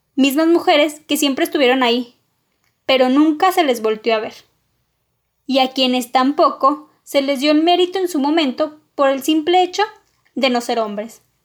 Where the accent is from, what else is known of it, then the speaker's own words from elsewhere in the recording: northern Mexico, Mexico; also born or lived in Coahuila; soy del meritito norte de México